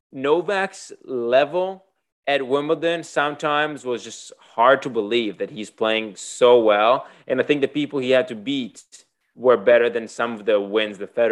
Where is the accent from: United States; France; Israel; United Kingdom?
Israel; moved away; I grew up playing tennis in Israel.